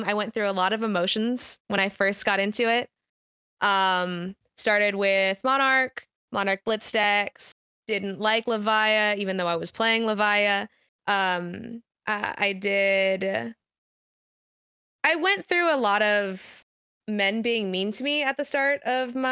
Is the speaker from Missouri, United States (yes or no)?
yes; Missouri, United States; my region of the U.S. is the middle of America. I am from Missouri.